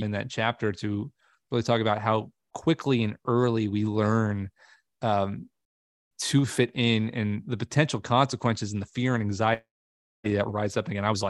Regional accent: Long Island, New York, United States; I grew up on Long Island, New York, and I had a really crabby kindergarten teacher

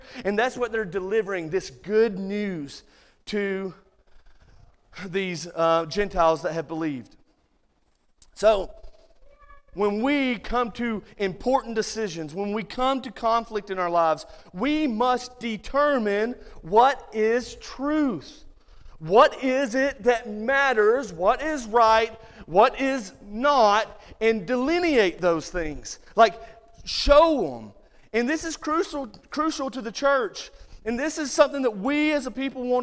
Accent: Muscle Shoals, Alabama, United States; moved away; Growing up in the South

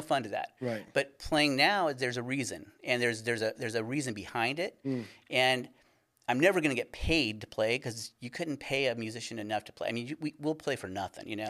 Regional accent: California, United States; moved away; we're originally from California.

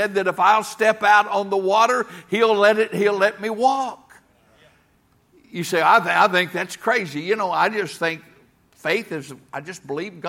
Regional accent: Tennessee, United States; I'm a hillbilly from Tennessee

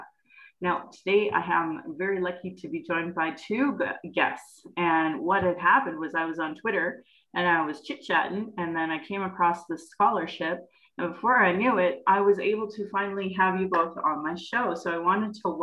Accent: Calgary, Alberta, Canada; I was born in Calgary

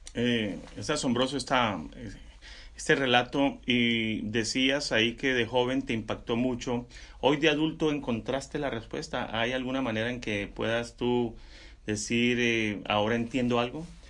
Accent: Sogamoso, Boyacá, Colombia; yo soy colombiano también. Crecí en un lugar que eh, se llama Sogamoso, Boyacá

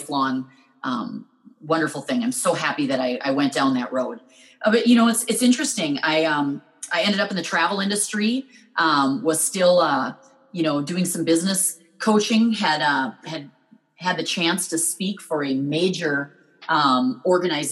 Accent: Minnesota, United States; I'm from Minnesota

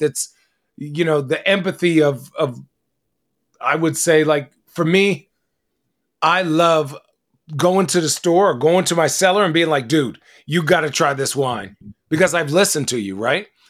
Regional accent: Arizona, United States; I grew up in Arizona.

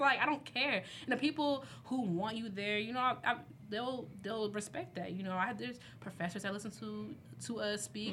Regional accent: Midwest, United States; I'm from the Midwest

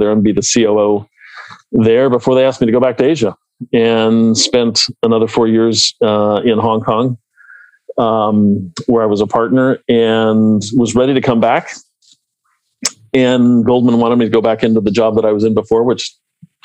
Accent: Salt Lake City, Utah, United States; I was born and raised in Salt Lake City, which is where I met my wife

